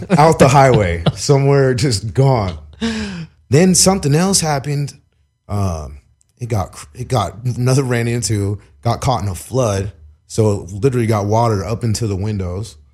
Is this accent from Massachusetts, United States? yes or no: no; Long Beach, California, United States; also born or lived in Minnesota / Oklahoma; now in East Los Angeles, United States; growing up in Long Beach